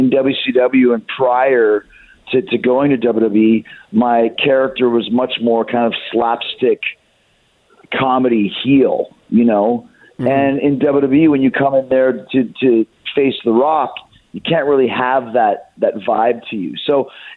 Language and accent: English; Winnipeg, Manitoba, Canada; I grew up in Winnipeg, Canada